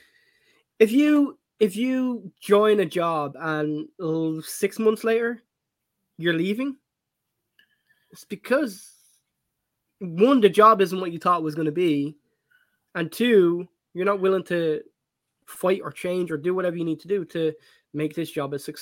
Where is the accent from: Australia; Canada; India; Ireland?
Ireland; as an Irish man